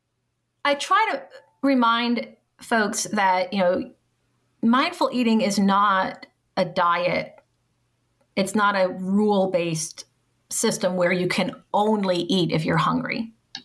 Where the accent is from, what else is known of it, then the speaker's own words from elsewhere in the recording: New Orleans, Louisiana, United States; I grew up in the New Orleans area